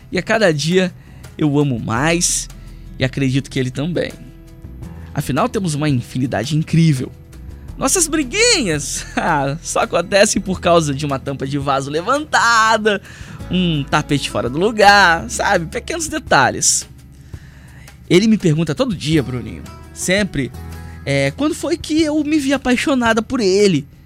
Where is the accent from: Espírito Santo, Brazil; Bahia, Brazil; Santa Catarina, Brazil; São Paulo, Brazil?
Espírito Santo, Brazil; Vitória; now in Cachoeiro de Itapemirim, Brazil; Eu sou de Vitória, capital, mas atualmente eu tô morando em Cachoeiro de Itapemirim.